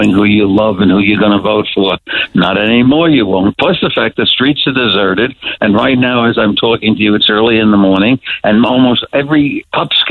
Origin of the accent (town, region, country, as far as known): New York, United States